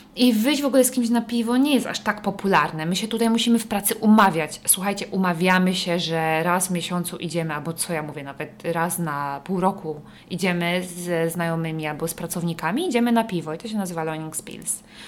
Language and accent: Polish; Poland; moved away as an adult; also born or lived in Bergen, Norway / northern Norway; now in Norway